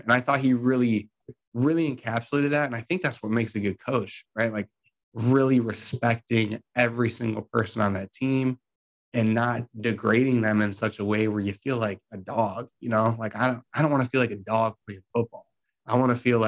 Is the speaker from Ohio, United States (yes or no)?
yes; Mentor, Ohio, United States; I'm from Mentor.